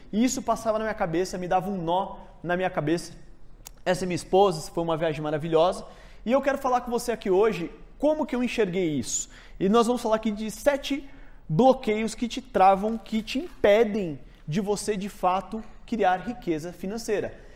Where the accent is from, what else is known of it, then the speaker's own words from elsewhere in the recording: São Paulo, Brazil; fui nascido e criado na Zona Norte, São Paulo, Jardim Peri